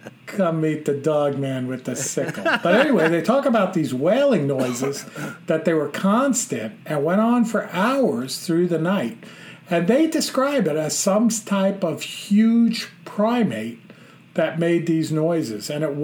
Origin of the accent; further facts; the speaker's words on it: New Jersey, United States; I'm originally from Essex County in New Jersey.